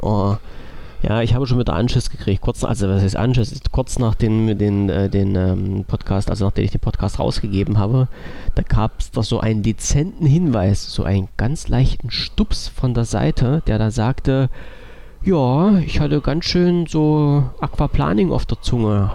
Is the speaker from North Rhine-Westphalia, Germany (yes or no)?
no; Saxony-Anhalt, Germany; ich bin halt auch aus den Sachsen-Anhaltinischen Ländern